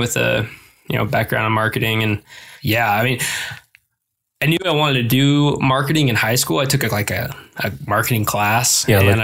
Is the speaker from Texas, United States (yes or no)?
no; Rifle, Colorado, United States; moved away as an adult; also born or lived in Green River, Wyoming / Parachute, Colorado / Grand Junction, Colorado; now in Bozeman, United States; I was basically born and raised in Rifle